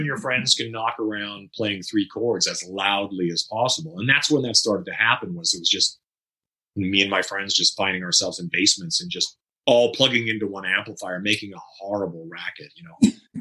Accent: Saskatchewan, Canada; moved away as an adult; also born or lived in Northern Manitoba / Vancouver; I originally lived in Northern Manitoba. And well, I was born in Saskatchewan, went to Northern Manitoba, came back to Saskatchewan, graduated high school, and slowly made my way west to Vancouver

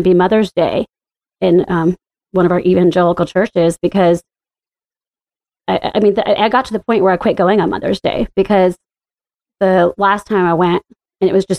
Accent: the Bible Belt, the South, United States; moved away as an adult; now in Washington, D.C., United States; growing up in the Bible Belt and in the buckle of the Bible Belt. It's been pretty lonely and living in the South

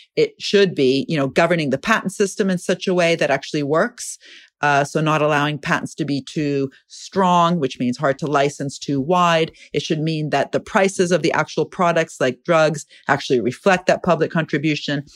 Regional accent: Italy; I'm from Italy

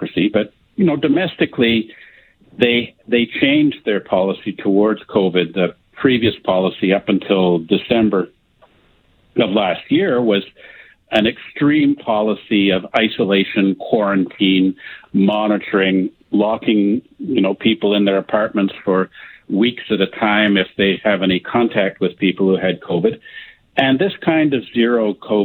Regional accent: Canada

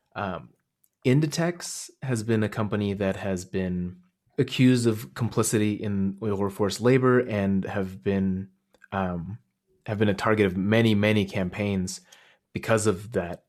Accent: Hotan, Xinjiang, China; now in Canada; my hometown, Joten, which is this oasis city in the, kinda like right on the edge of the desert.

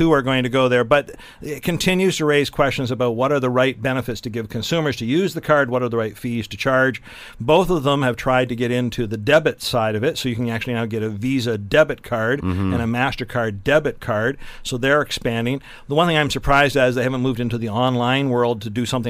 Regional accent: Elgin County, Ontario, Canada; My hometown where I was born is in Elgin County

